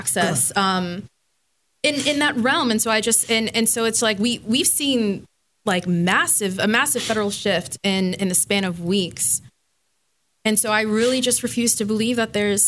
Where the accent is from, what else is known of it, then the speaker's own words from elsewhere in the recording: Miami, Florida, United States; moved away; I grew up in Miami